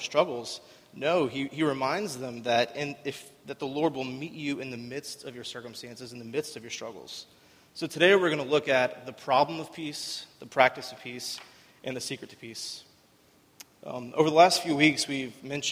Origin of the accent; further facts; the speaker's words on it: Winter Haven, Florida, United States; I'm from Winter Haven. I lived here pretty much my whole life. I went to Winter Haven High School